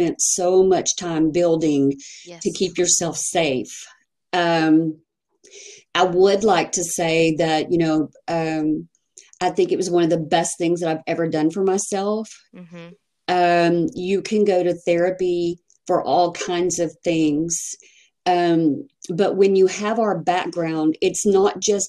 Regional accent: Texas, United States; I'm from Texas.

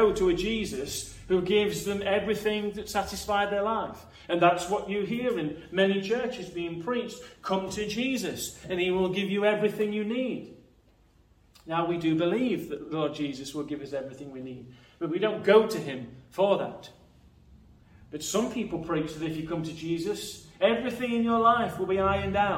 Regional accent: Nottinghamshire, East Midlands, United Kingdom; I'm from Nottinghamshire

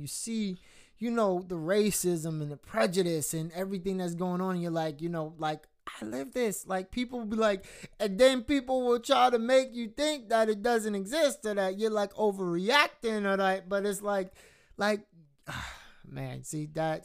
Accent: United States; being a black American, like uh like just not not from Jamaica, not from anywhere else, but just being American and being black

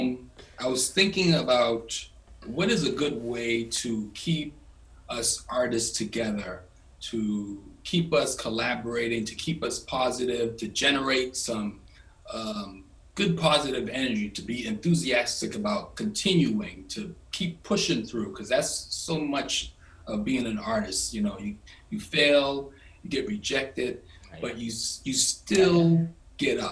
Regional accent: Boston, Massachusetts, United States; I'm from here, from Boston, from Dorchester.

